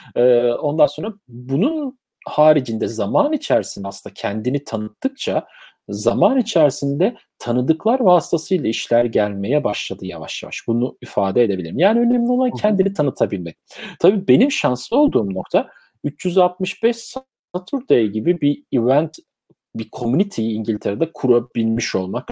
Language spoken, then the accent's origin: Turkish; Turkey; moved away as an adult; now in London, United Kingdom